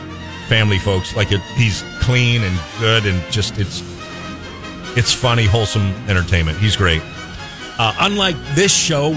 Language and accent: English; Atascadero, California, United States; I grew up in Atascadero. I walked on this road every day of my life for like 18 years.